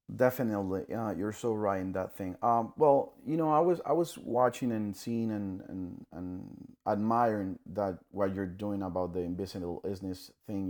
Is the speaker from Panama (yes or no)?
yes; Panama; I'm from Panama, Central America